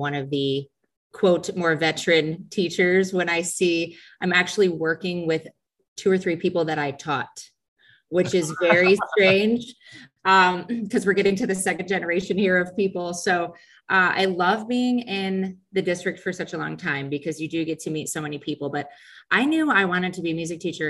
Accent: Sycamore, Illinois, United States; now in DeKalb, United States; We grew up in Sycamore, but have actually lived in DeKalb since 2002.

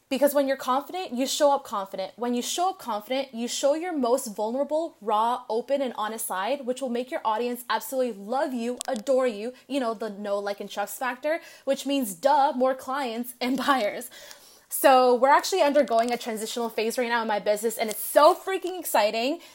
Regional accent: Canada; now in Los Angeles, United States; I'm originally from Canada, but I'm currently living in L

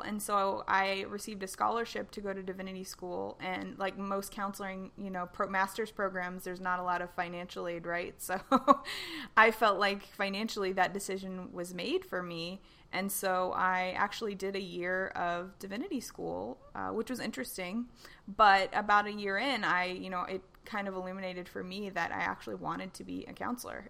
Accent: Tennessee, United States; growing up in Tennessee in the South

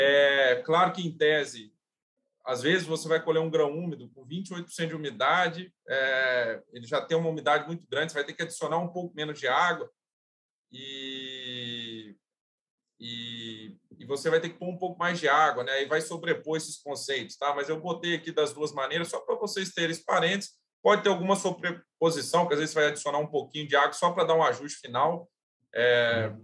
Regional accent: Juiz de Fora, Minas Gerais, Brazil; also born or lived in Lavras, Minas Gerais; eu sou, sou mineiro, sou natural de, de Juiz de Fora, Minas Gerais

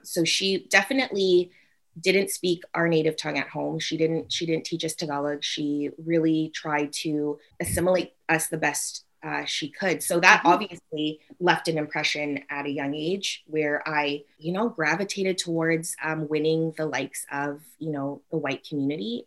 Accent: North Vancouver, British Columbia, Canada; I grew up in North Vancouver

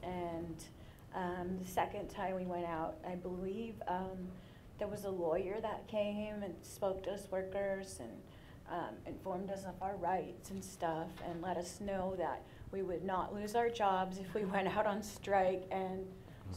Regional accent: Seattle, Washington, United States; I was born and raised in Seattle

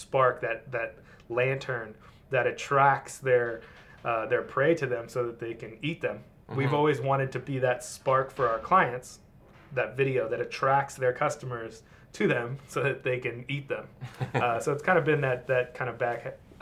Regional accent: Mission Viejo, California, United States; also born or lived in Los Angeles; I'm born and raised Orange County. I grew up in Mission Viejo

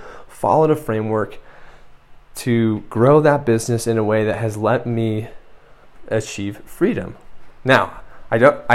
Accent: United States; moved away as an adult; now in San Miguel de Allende, Mexico; I grew up in the United States

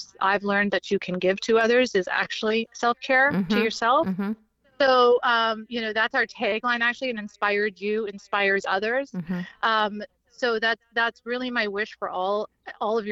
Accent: Canada; moved away; also born or lived in Charleston / Miami; I was originally born and raised in Canada

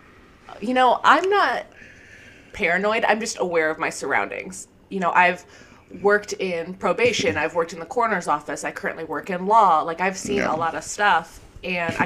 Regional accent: Chicago, Illinois, United States; Growing up in Chicago

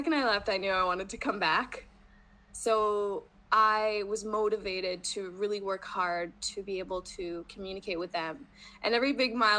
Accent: Rochester, New York, United States; first language English; I am from Rochester, New York, and right now, of course, my native language is English

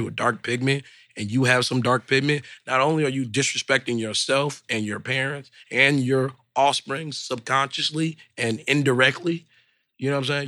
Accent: Detroit, Michigan, United States; Detroit public schools, all type of different schools. And I've always grew up here being different

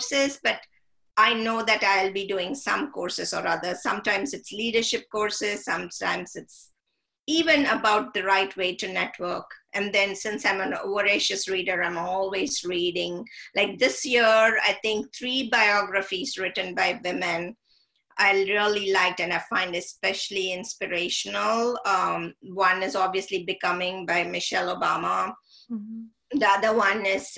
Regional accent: India; I grew up in India and read a lot of British literature

